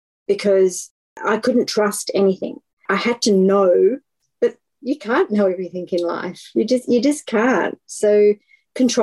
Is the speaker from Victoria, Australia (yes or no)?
yes; Melbourne, Victoria, Australia; I am from Melbourne in Australia